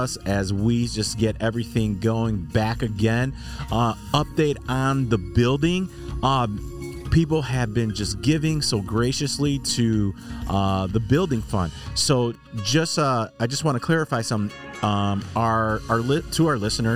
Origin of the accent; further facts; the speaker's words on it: Chicago, Illinois, United States; now in Texas, United States; I'm from Chicago, even though I'm down here in Texas